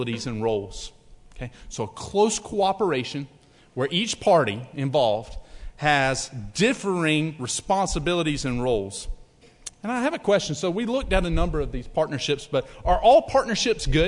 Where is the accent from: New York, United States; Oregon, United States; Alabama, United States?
Alabama, United States; I'm from Alabama.